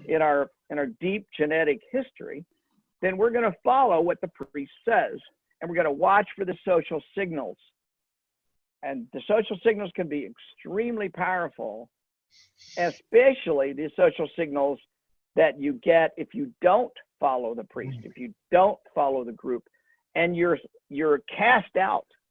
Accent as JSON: {"language": "English", "region": "Kansas", "country": "United States", "tie": "born or raised there", "said": "my home state, Kansas"}